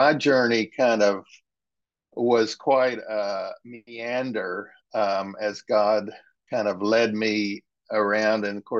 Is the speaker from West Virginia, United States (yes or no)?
yes; West Virginia, United States; I am a Methodist preacher's kid, and growing up in West Virginia, where my father and grandfather were pastors